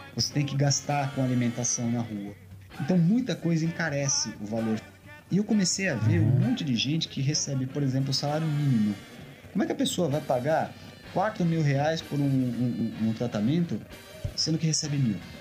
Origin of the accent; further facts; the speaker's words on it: São Paulo, Brazil; os dois somos de São Paulo.